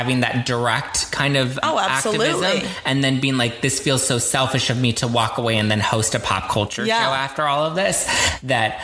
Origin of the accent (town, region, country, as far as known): Los Angeles, California, United States; born or raised there